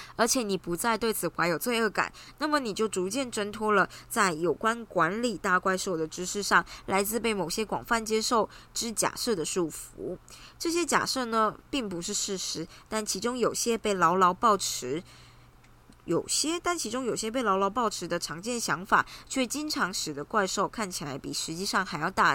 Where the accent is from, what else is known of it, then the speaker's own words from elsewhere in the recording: Taiwan; 我们台湾人可能英文知道、中文知道、日语知道一点、韩语知道一点